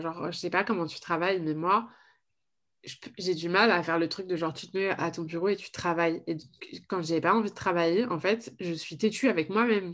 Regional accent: Paris, Île-de-France, France; je, suis née et j'ai grandi à Paris

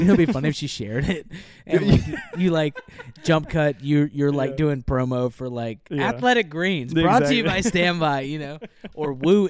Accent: Memphis, Tennessee, United States; Well, I'm from Memphis. That's where I was

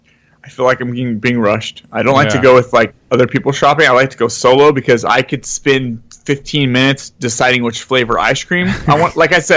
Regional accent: San Jose, California, United States; I grew up in San Jose, Santa Clara.

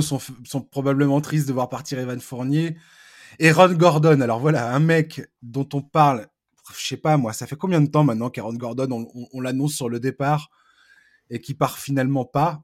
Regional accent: France; je vais parler français parce que je suis français

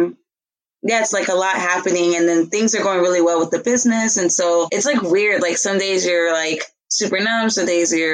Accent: Los Angeles, California, United States; moved away as an adult; also born or lived in Philadelphia; I'm from South Central LA. I actually moved to Philly when I was like 22, 23.

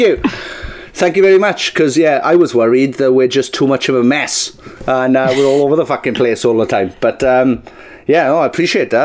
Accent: Welsh, Wales, United Kingdom; We're both Welsh.

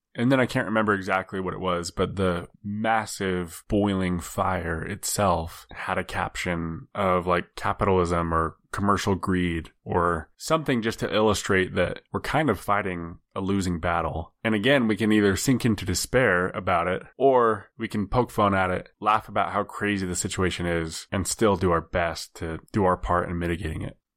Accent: United States; as an American

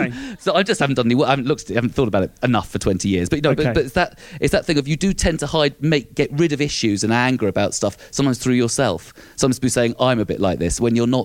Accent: London, United Kingdom; being Southern, being London, being English in Scotland

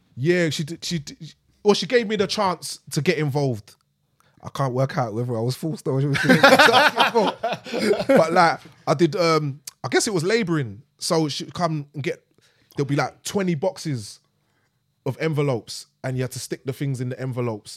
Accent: London, United Kingdom; we're from East, but she's dragged me all the way to Brixton

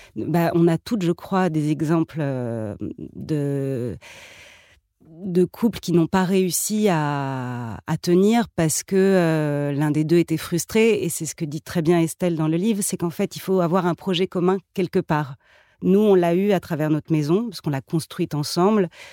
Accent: Paris, Île-de-France, France; moved away as an adult; now in Fontainebleau, France; je suis je, suis née à Paris et j'ai grandi à Paris

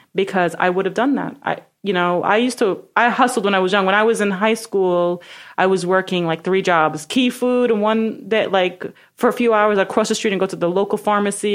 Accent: New York City, New York, United States; I'm from Brooklyn

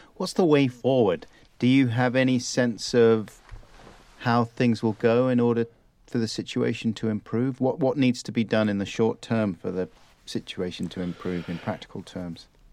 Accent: United Kingdom; also born or lived in London / South Wales; I grew up in London and South Wales

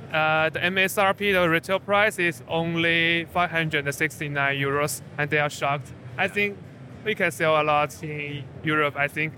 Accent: China; we are from China

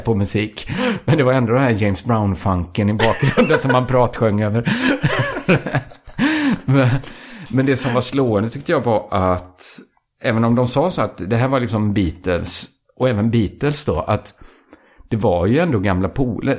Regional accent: outside Borås, Västra Götaland, Sweden; området där jag växte upp utanför Borås

